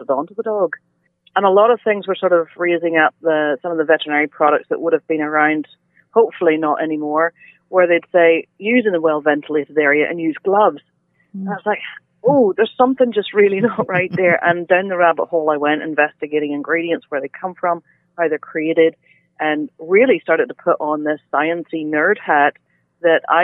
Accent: Northern Ireland, United Kingdom; moved away as an adult; also born or lived in Alberta, Canada; now in Nova Scotia, Canada; I'm originally from Northern Ireland, relocated to Alberta for 10 and a half years, and now in Nova Scotia for the past 10 years. So I've had half my life on both sides of the pond

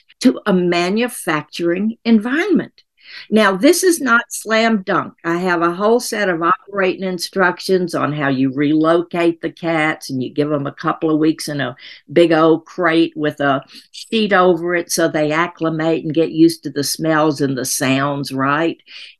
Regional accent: Tennessee, United States; moved away; I'm from Tennessee originally

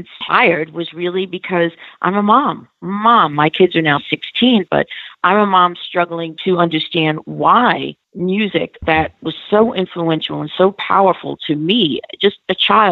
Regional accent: New York, United States; I grew up in New York

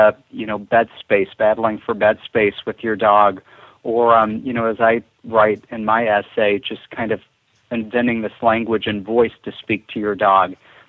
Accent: Missouri Ozarks, United States; I grew up in the Missouri Ozarks

